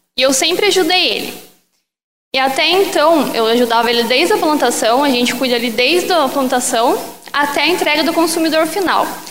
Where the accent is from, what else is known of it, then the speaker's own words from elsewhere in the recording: Caçapava, São Paulo, Brazil; eu sou de Caçapava, São Paulo.